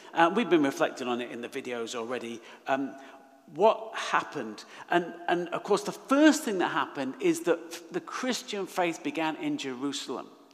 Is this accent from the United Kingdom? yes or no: yes; Manchester, North West England, United Kingdom; now in Leeds, United Kingdom; I was born in Manchester, love living in Leeds